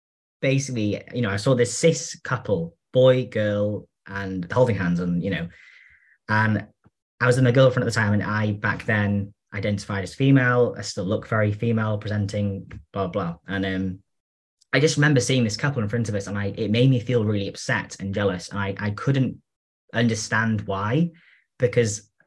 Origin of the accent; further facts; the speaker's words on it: North Wales, United Kingdom; I'm from North Wales, so I'm from a very rural area with sheep